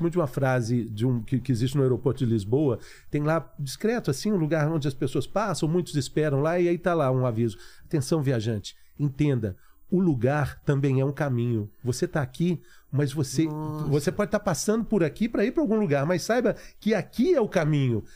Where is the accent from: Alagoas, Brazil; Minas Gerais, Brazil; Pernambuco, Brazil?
Minas Gerais, Brazil; Belo Horizonte; moved away as an adult; eu era estudante lá em Belo Horizonte